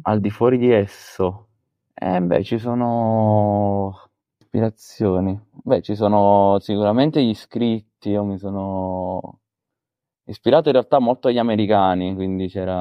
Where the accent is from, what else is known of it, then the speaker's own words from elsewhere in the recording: Caserta, Campania, Italy; sono di Caserta